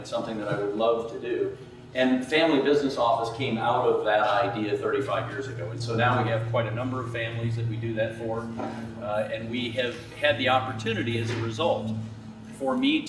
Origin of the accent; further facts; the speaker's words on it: Laguna Beach, California, United States; I'm from Laguna Beach